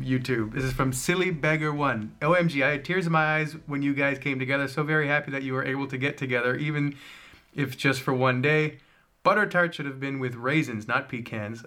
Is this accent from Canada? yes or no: yes; Canada; myself, the Canadian